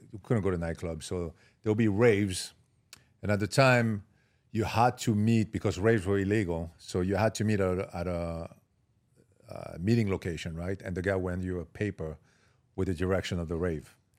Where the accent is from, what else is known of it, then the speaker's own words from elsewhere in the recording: Marseille, Provence-Alpes-Côte d'Azur, France; English is a second language; moved away as an adult; also born or lived in Paris / Miami; I grew up in Marseille, south of France.